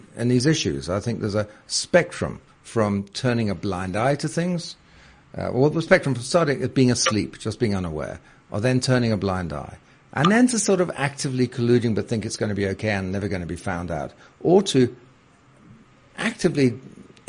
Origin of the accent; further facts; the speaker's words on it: United Kingdom; moved away as an adult; now in South Africa; as you can tell from my voice, I'm British originally